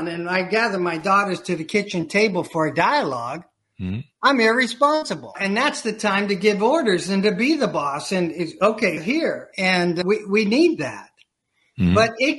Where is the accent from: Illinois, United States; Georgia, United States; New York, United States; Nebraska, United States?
Illinois, United States; Chicago; I had the opportunity, I'm from Chicago, I had the opportunity to enroll within Second City Improvisational Theater